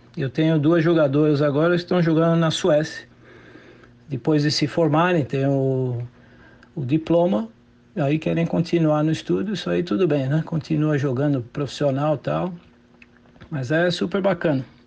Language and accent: Portuguese; Brazil; moved away as an adult; now in United States; Eu tive a oportunidade de crescer nesse ramo do futsal, no círculo militar, com vários atletas né, famosos e amizade até hoje, que eu saí com 19 anos do Brasil